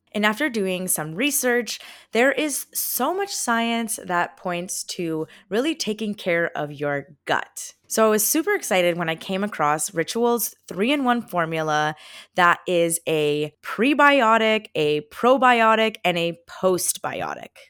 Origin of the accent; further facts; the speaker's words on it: the Poconos, Pennsylvania, United States; now in Brooklyn, New York, United States; I am currently visiting my family back in Pennsylvania. I am from the Poconos